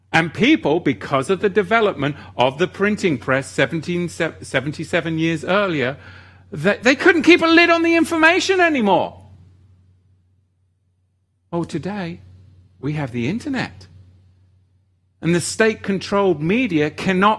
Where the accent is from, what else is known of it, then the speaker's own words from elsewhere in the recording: England, United Kingdom; growing up in England, the Church of England